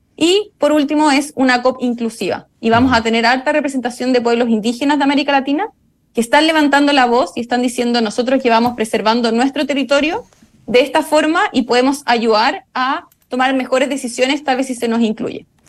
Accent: Chile; yo soy chilena

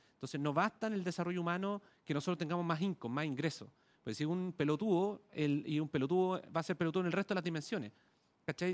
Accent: Chile

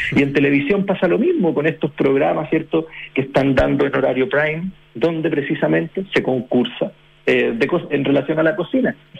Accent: Chile; como chilenos

